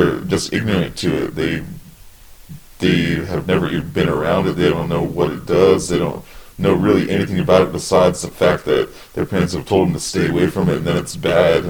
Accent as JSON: {"language": "English", "region": "West Coast", "country": "United States", "moved": "yes", "said": "I'm originally from the West Coast"}